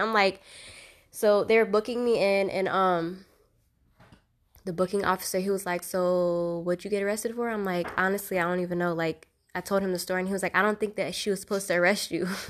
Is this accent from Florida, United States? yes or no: yes; Fort Pierce, Florida, United States; I'm from Fort Pierce, Florida. Um, I would say I grew up in the white part of Fort Pierce